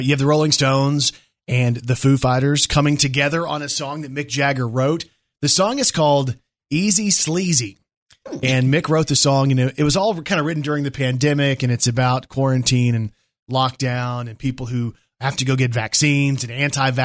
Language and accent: English; Plano, Texas, United States; I grew up in Texas, again, in Plano, which is right near Dallas